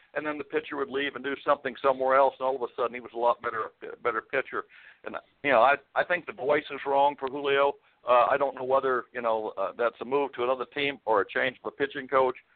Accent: Illinois, United States; moved away as an adult; I was born in Illinois

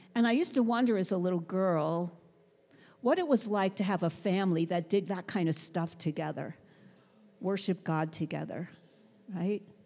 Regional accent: New York City, New York, United States; I grew up in Brooklyn

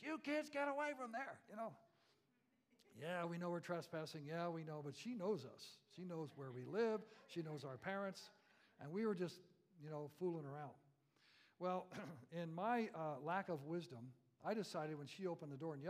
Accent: Central Florida, United States; We had citrus trees everywhere, living in Central Florida

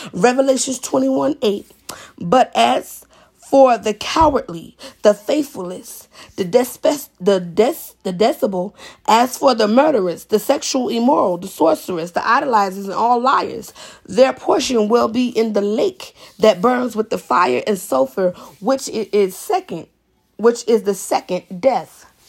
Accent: New York, United States; as a New Yorker

